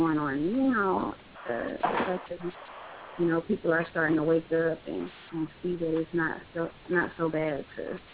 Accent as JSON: {"language": "English", "region": "Louisiana", "country": "United States", "moved": "yes", "lives_now": "Florida, United States", "said": "I'm down here in Florida right now. I'm from Louisiana"}